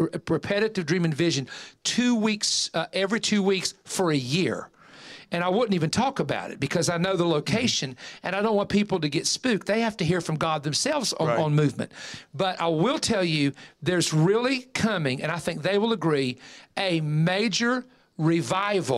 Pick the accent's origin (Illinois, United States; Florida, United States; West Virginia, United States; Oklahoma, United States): West Virginia, United States; I am from West Virginia